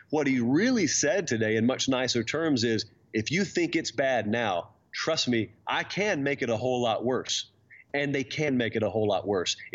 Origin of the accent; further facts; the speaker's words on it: Sylvester, Georgia, United States; live vicariously through someone in uh, Sylvester, Georgia, who has grown up just hardcore Georgia fan.